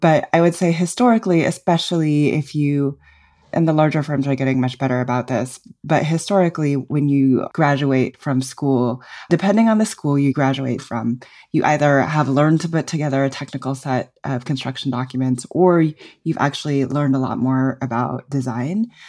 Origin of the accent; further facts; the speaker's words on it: New Mexico, United States; I grew up in New Mexico